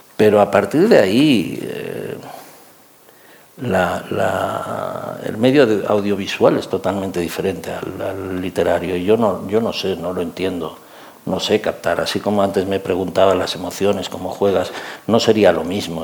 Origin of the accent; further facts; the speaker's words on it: Catalonia, Spain; yo soy catalán.